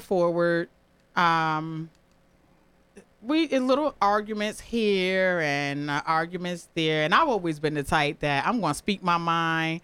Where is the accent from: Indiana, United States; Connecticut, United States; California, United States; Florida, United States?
Connecticut, United States; New Haven; I'm born and raised in New Haven.